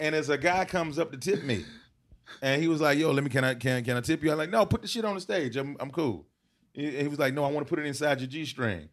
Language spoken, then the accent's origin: English; Decatur, Georgia, United States; also born or lived in Albany, Georgia; when I was seven, I moved to, uh, Atlanta, Decatur